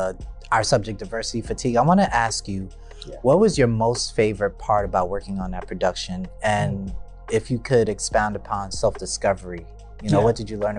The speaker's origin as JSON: {"language": "English", "town": "New York City", "region": "New York", "country": "United States", "said": "I'm from Harlem."}